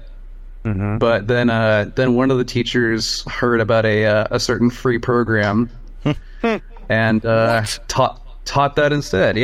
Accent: Portland, Oregon, United States; also born or lived in Taiwan; I was pretty much raised here in Portland and Beaverton, like this area.

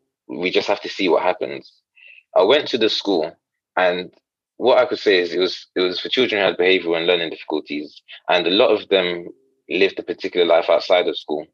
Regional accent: Ghana; moved away; I'm Ghanaian originally, and sometimes sort of faith is, or religion is mixed in the culture

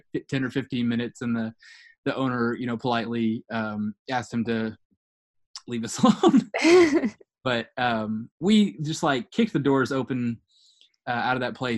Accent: United States; we were in from the US

